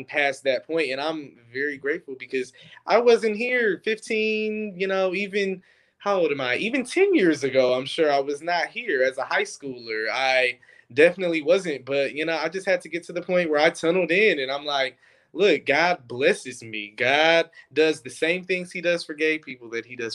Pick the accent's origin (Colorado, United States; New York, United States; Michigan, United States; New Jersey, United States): Michigan, United States; Detroit; I grew up in Detroit